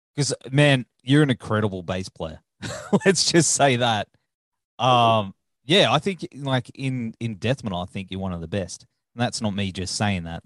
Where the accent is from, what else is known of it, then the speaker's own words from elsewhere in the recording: Australia; I'm Australian